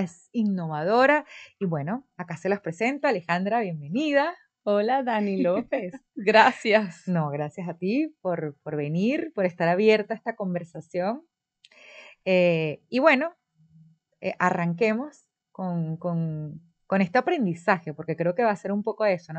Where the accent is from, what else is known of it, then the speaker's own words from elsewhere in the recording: Venezuela; now in Dominican Republic; es de mi país natal, de Venezuela